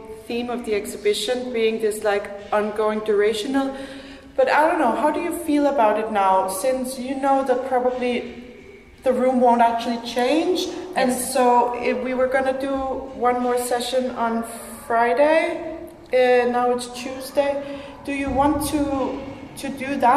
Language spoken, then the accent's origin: English; Denmark; now in Finland; I'm from Denmark. Tanska